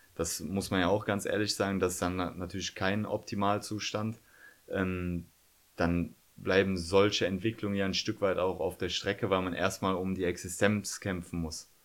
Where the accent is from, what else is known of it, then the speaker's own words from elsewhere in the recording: Cologne, North Rhine-Westphalia, Germany; Ich bin gebürtiger Kölner